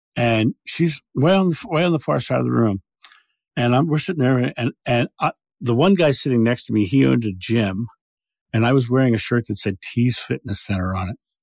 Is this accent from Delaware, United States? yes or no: yes; Rehoboth Beach, Delaware, United States; I grew up in Rehoboth Beach, Delaware